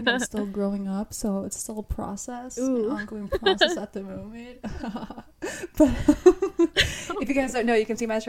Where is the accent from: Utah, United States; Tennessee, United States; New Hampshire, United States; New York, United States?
New York, United States; also born or lived in Florida; I was born in Florida. And I was raised in New York. But I started in, I think, where was it? Queens, like Forest Hill, Queens.